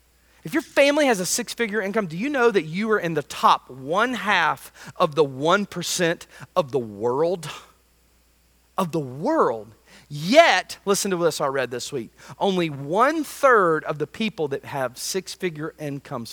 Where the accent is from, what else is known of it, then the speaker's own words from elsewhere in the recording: United States; as an American